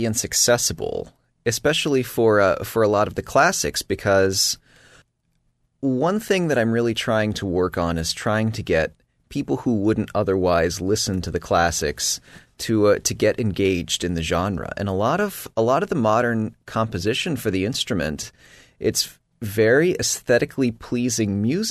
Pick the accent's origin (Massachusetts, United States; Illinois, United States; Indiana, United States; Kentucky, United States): Indiana, United States; Fishers; I am originally from Fishers, Indiana